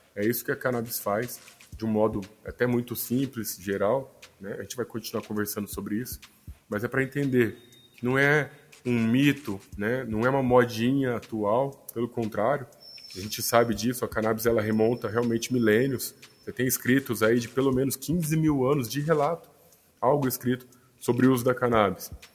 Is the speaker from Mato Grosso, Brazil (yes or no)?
yes; Cuiabá, Mato Grosso, Brazil; moved away as an adult; now in São Paulo, Brazil; eu sou natural de Cuiabá, Mato Grosso, e meu primeiro consultório foi lá